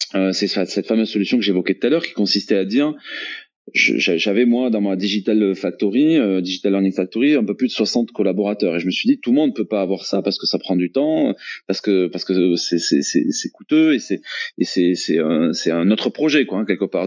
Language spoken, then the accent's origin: French; Toulouse, Occitania, France; je suis toulousain, je suis entrepreneur